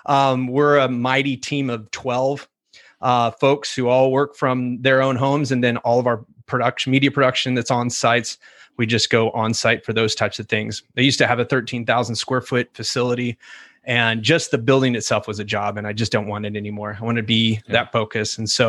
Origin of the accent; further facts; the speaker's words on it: California, United States; also born or lived in England; Well, I was born in England, an Air Force brat. Started there. Grew up in California.